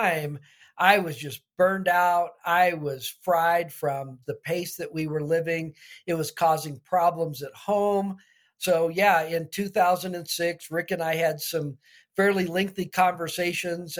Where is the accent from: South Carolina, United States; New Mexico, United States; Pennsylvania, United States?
New Mexico, United States; Albuquerque; I actually grew up in Albuquerque, New Mexico